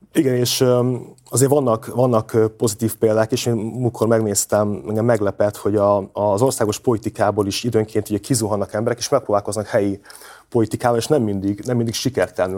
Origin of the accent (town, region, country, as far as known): Miskolc, Borsod-Abaúj-Zemplén, Hungary